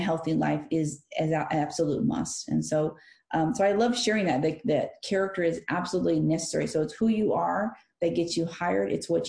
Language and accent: English; California, United States; because we're from California, they assumed, and it's a fair assumption, that you're from Mexico.